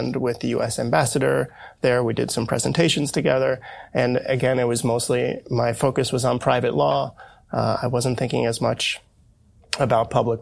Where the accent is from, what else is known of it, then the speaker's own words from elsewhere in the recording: United States; growing up as an American